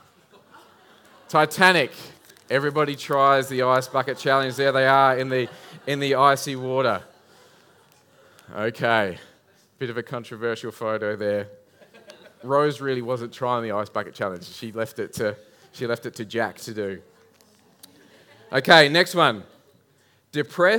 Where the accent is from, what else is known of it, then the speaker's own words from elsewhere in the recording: Adelaide Hills, South Australia, Australia; I grew up in the Adelaide Hills